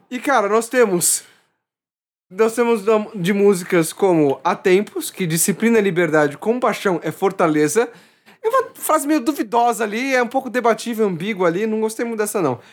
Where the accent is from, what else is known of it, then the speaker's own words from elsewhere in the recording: São Paulo, Brazil; eu sou de São Paulo